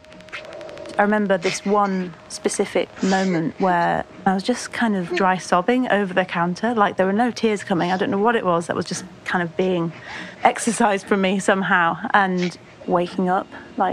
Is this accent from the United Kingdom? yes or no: yes; Lancaster, North West England, United Kingdom; I'm 27. I'm from Lancaster